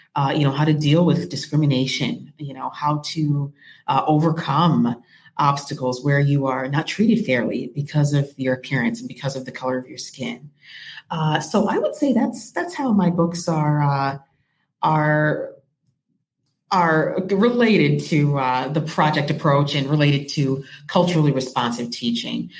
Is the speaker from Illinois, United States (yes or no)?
yes; Rockford, Illinois, United States; I am from Rockford, Illinois. I'm actually very proud to be from Rockford, Illinois. That's my hometown